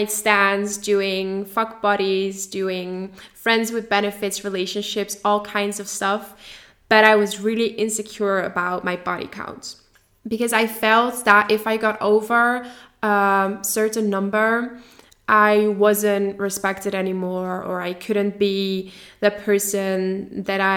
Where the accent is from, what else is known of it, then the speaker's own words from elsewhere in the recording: Netherlands; English is a second language; I am from the Netherlands